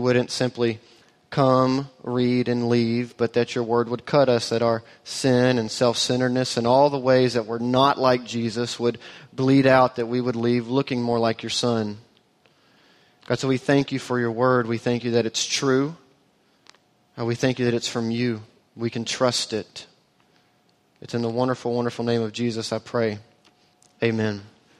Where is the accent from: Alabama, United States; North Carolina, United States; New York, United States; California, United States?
Alabama, United States; Auburn; now in Austin, United States; we are transplants to Austin. She grew up in East Texas. I grew up in Auburn, Alabama. Both of those places are light years away from here culturally.